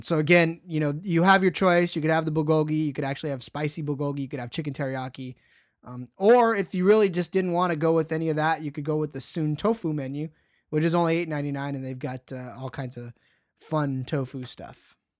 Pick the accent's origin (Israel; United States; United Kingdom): United States; Stockton, California; my hometown has one of the biggest Sikh temples in the world